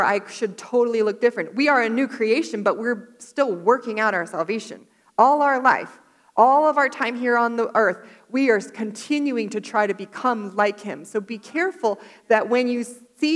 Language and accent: English; Florida, United States; moved away; I grew up in Florida